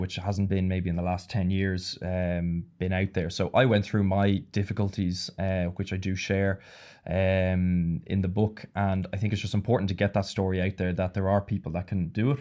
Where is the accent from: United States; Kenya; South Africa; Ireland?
Ireland; moved away as an adult; also born or lived in Italy; I grew up in Ireland and played in, uh, for Leinster